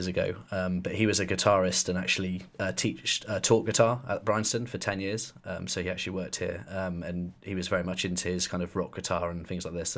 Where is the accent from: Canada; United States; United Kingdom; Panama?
United Kingdom; Weymouth, South West England; also born or lived in Poole / Bournemouth; I grew up in Weymouth and went to school in Weymouth, and I moved when I was 16 to live in Poole.